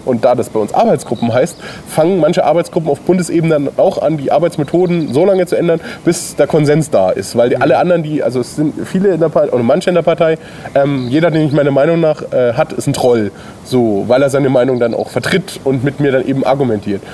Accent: Bayreuth, Bavaria, Germany; moved away as an adult; also born or lived in Coburg; now in Bamberg, Germany; Ich komme aus der Stadt, aus der wir gerade drehen. Ähm, Bayreuth bin ich geboren

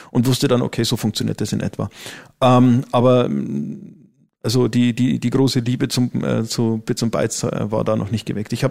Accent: Neumarkt, Bavaria, Germany; born there; also born or lived in Berlin; bin aber jetzt wieder äh, da, wo ich eigentlich herkomme. Also ich bin geboren in Neumarkt ähm, und werde jetzt dann auch wieder in Amberg wohnen.

